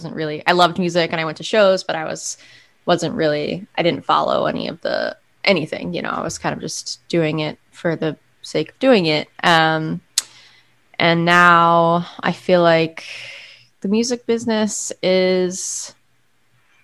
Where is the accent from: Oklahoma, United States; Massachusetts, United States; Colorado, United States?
Colorado, United States; Monument; moved away as an adult; also born or lived in New York City; now in Philadelphia, United States; I grew up in Monument, Colorado, which is a small town about 50 miles south of Denver